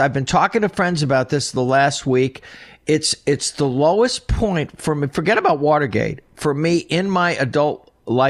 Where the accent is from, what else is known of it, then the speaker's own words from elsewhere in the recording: New York City, New York, United States; As a New Yorker